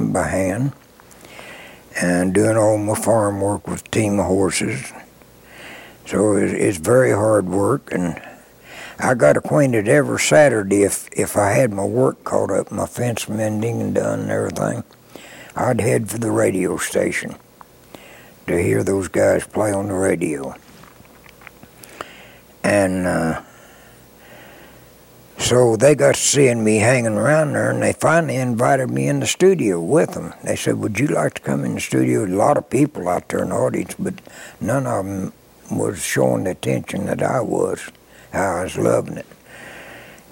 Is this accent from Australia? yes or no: no; Springfield, Missouri, United States; moved into Springfield, Missouri, my hometown, from Kansas City